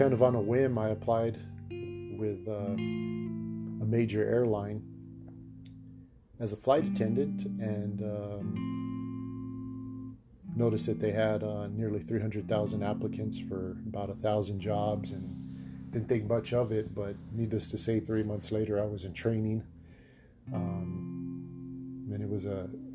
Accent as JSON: {"language": "English", "town": "Santa Fe", "region": "New Mexico", "country": "United States", "tie": "born or raised there", "said": "I grew up in Santa Fe, New Mexico, in a small city, small town, small house, big family, had three brothers"}